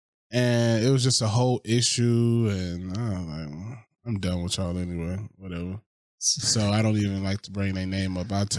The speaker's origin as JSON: {"language": "English", "town": "Macon", "region": "Georgia", "country": "United States", "tie": "born or raised there", "moved": "as an adult", "lives_now": "Los Angeles, United States", "said": "I was raised in Macon, Georgia, the heart of Georgia."}